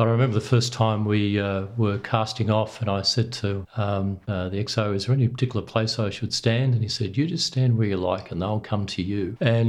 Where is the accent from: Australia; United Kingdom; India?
Australia; Sydney, New South Wales; I grew up in Sydney, and my dad had a fishing boat, then a sailing boat, and we sailed on Sydney Harbour.